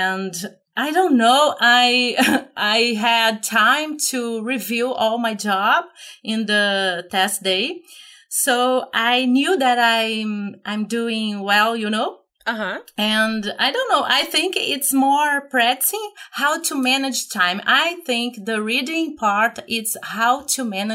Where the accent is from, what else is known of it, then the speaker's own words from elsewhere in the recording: Brazil; English is a second language; I'm from Brazil